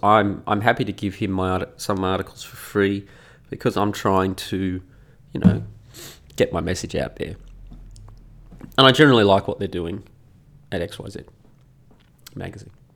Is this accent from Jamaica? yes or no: no; Australia; moved away as an adult; also born or lived in Italy; as an Australian